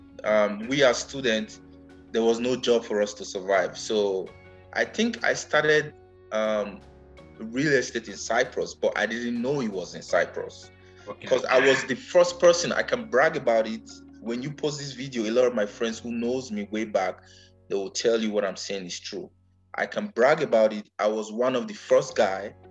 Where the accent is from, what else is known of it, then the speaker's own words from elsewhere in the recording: Nigeria; moved away as an adult; now in Las Vegas, United States; "Where are you from?" I was like, "Nigeria."